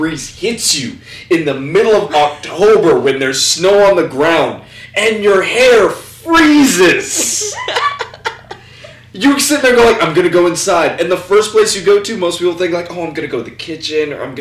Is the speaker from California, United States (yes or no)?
yes; California, United States; where I grew up in California is kind of ghetto-ish